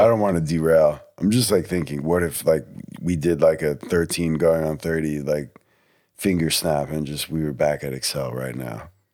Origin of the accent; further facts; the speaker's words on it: New Jersey, United States; moved away; also born or lived in Texas; I'm not from Texas, I'm from New Jersey. I, my parents don't come down here that much